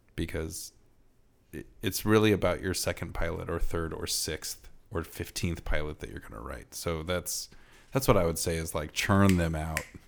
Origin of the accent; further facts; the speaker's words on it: Iowa, United States; I'm from Iowa and Midwestern